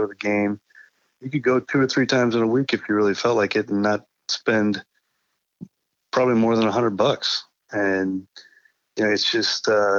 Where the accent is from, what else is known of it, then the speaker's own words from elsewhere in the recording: Iowa City, Iowa, United States; moved away; I grew up in Iowa City, Iowa